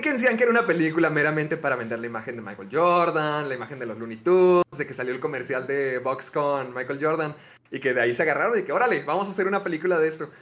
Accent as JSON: {"language": "Spanish", "country": "Mexico", "tie": "born or raised there", "said": "lo que más llegué a ver de niño en, en Canal 5 acá en México"}